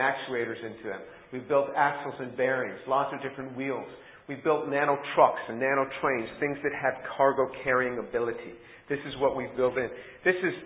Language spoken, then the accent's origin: English; New York City, New York, United States; I was born a Jew in New York City